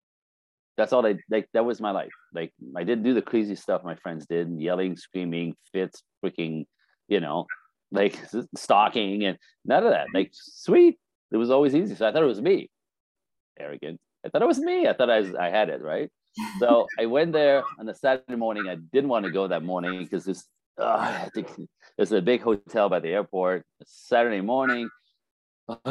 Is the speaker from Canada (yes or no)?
yes; Canada; moved away as an adult; now in Los Angeles, United States; I'm Canadian